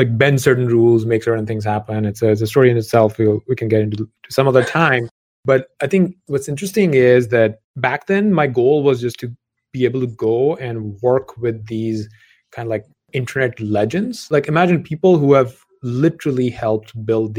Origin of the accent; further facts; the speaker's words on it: Lahore, Punjab, Pakistan; moved away as an adult; undergrad back in Lahore in Pakistan, where I grew up